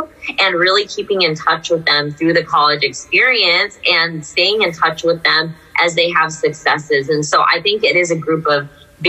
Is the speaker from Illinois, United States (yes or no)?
no; Cupertino, California, United States; I come from an Indian American family as well. I grew up in Cupertino